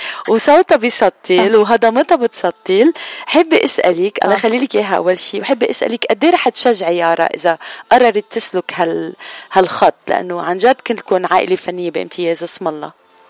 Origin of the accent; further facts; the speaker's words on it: Lebanon; نحن كلبنانية